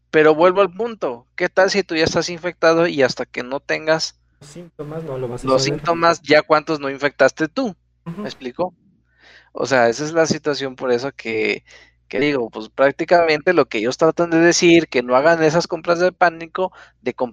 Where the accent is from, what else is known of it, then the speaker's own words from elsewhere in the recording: Ramos Arizpe, Coahuila, Mexico; Yo, ah, yo de México. Yo soy de, de Ramos Arizpe, Coahuila.